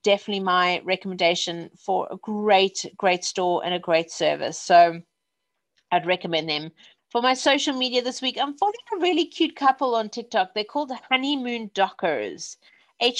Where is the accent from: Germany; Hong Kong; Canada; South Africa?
South Africa; also born or lived in Wimbledon, London; now in London, United Kingdom; I'm South African